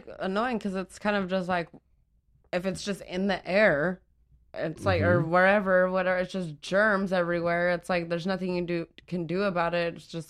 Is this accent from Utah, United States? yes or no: yes; Utah, United States; I'm from Utah.